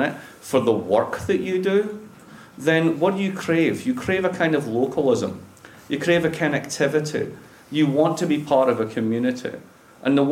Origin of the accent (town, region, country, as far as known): Dundee, Scotland, United Kingdom; moved away as an adult; also born or lived in Boston, United States; now in Providence, United States